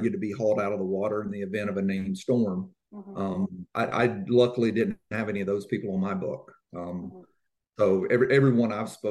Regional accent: Guntersville, Alabama, United States; moved away as an adult; now in Maryland, United States; I grew up on Lake Gunnersville in Alabama.

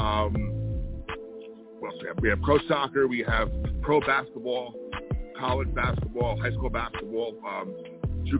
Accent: Elmwood Park, New Jersey, United States; Right now, I'm in Elmwood Park, New Jersey. We're about 15, 20 minutes outside of New York City

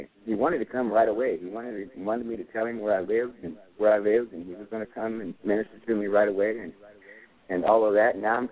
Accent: Bay Area, California, United States; moved away as an adult; now in Irving, United States; I'm from the Bay Area in California

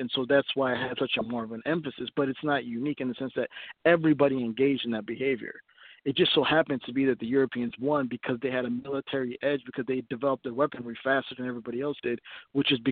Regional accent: Ethiopia; now in United States; I'm from Ethiopia. And in my country, we have four different primary ethnic groups

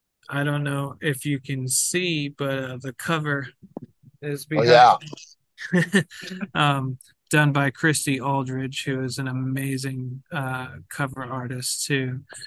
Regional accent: New York, United States; Well, that's where I'm from. I was, born and raised in New York. I moved, down south where I live now, but I'll always be a New Yorker at heart.

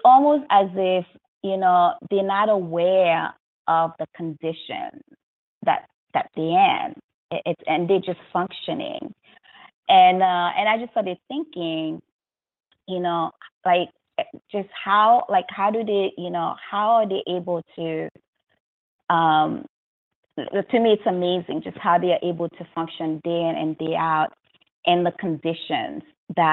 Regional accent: New York, United States; I'm from New York

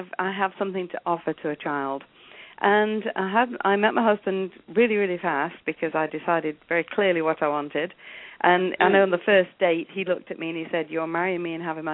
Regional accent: England, United Kingdom; accent: English; moved away as an adult; also born or lived in South Africa / Italy / Portugal; now in Canada; as you can hear, I'm English. I was born in England

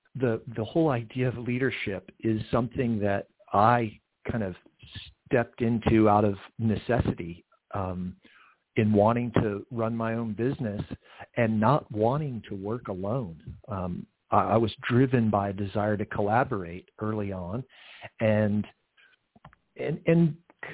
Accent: Central Florida, United States; also born or lived in Georgia; I spent my formative years in Central Florida

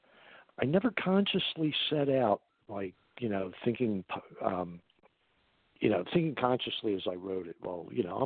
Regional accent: Philadelphia, Pennsylvania, United States; my hometown

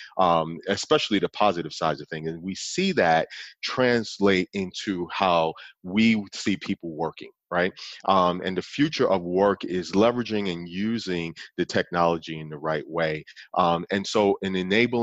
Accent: New York City, New York, United States; now in Oklahoma City, United States; I grew up in Brooklyn, New York

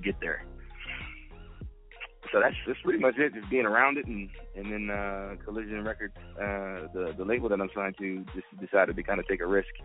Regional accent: Atlanta, Georgia, United States; I'm from Atlanta

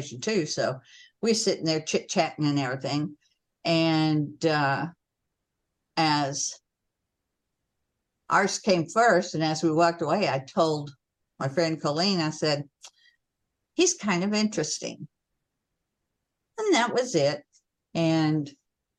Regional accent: Oklahoma, United States; moved away as an adult; also born or lived in Illinois; I had an assignment in Illinois, woo, because I was from Oklahoma

